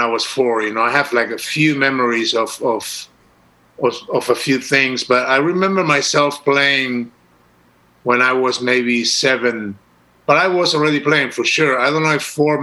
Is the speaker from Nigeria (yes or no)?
no; Uruguay; moved away as an adult; also born or lived in Amsterdam, Netherlands / Rio de Janeiro, Brazil; I was born and raised in Uruguay, South America, and when I was 22, I moved to Holland.